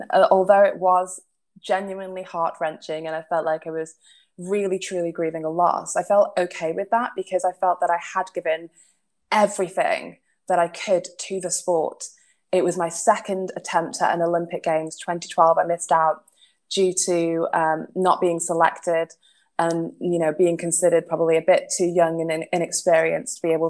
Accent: Manchester, North West England, United Kingdom; I am a Mancunian. I was born and bred in Manchester

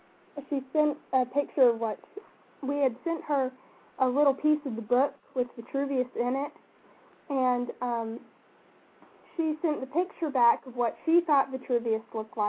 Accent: Paris, United States; Well, the only thing is that if you just say, I'm from Paris, everyone's like, oh, France?

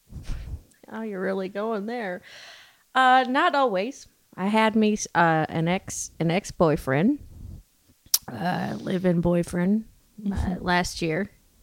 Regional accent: Humble, Texas, United States; Okay, well … I'm 35 years old. I'm actually born and raised in Humble, Texas. It's a town not too far from Houston, probably 30 miles north or so.

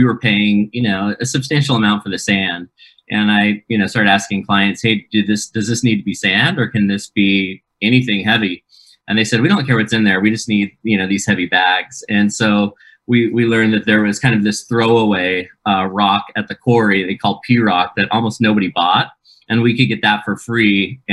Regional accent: Keizer, Oregon, United States; moved away as an adult; also born or lived in Provo, Utah; my hometown of Kaiser, Oregon

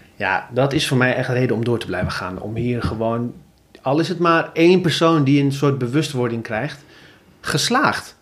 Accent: Zutphen, Gelderland, Netherlands; in Zutphen, waar ik vandaan kom

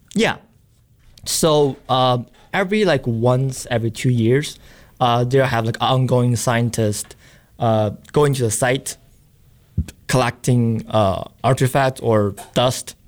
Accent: China; moved away as an adult; also born or lived in Boston; I'm from China

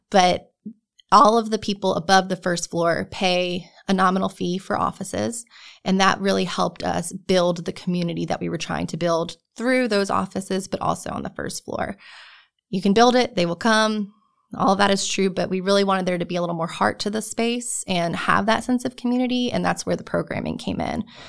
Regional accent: New Jersey, United States; moved away as an adult; now in North Carolina, United States; I'm originally from New Jersey.

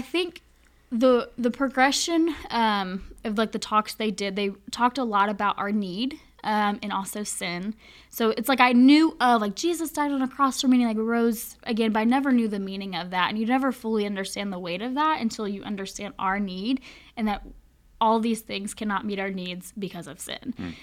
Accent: Charlotte, North Carolina, United States; moved away as an adult; now in Winchester, United States; I am from born and raised in Charlotte, North Carolina

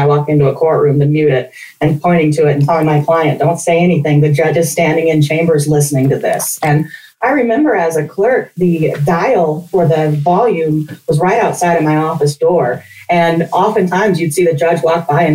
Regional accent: Wyoming, United States; moved away as an adult; also born or lived in Nashville, Tennessee; now in Denver, United States; I grew up in Wyoming, out in the country

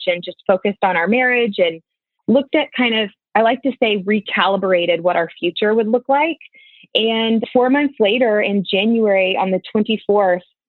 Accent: Jenks, Oklahoma, United States; I am from Jinx, Oklahoma

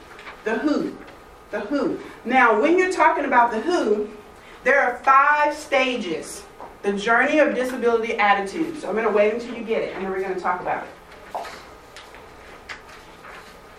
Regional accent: Alabama, United States; moved away as an adult; also born or lived in Atlanta area, Georgia; now in Woodstock, United States; I'm from Alabama, and when I graduated, I moved to Georgia, to Atlanta area

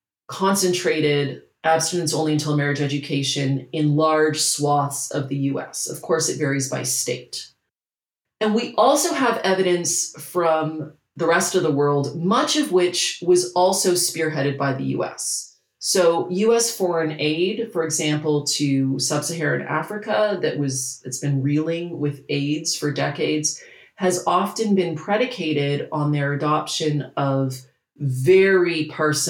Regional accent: Canada; I'm Canadian

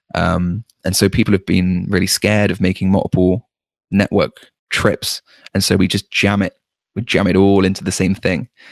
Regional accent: United Kingdom; as a Brit

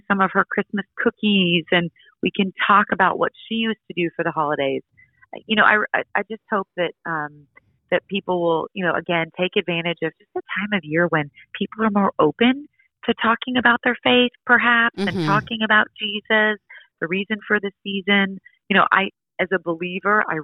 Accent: Seattle, Washington, United States; moved away; I grew up in Seattle

